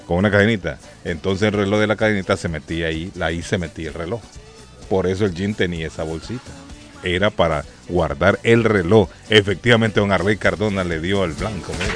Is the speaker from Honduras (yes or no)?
yes; Honduras; now in Boston, United States; En Honduras le llamábamos, recuerdo siendo niño